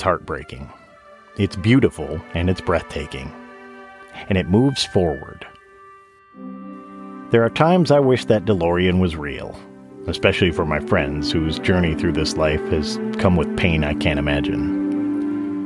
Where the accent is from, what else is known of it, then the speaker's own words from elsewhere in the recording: Saginaw, Michigan, United States; moved away as an adult; now in Nashville, United States; Saginaw, Michigan, where I was born and raised